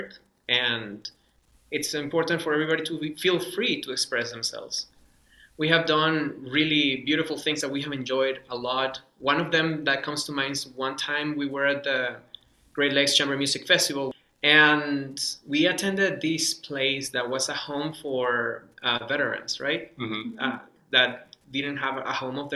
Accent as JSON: {"language": "English", "town": "Caracas", "region": "Capital District", "country": "Venezuela", "tie": "born or raised there", "first_language": "Spanish", "second_language": "English", "moved": "yes", "said": "I grew up in Venezuela, in Caracas, Venezuela"}